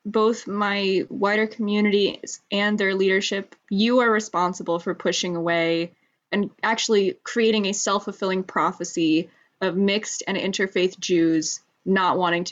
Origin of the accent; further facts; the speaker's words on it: Northeast Coast, United States; I'm 22, and I grew up on the Northeast Coast in the so-called United States.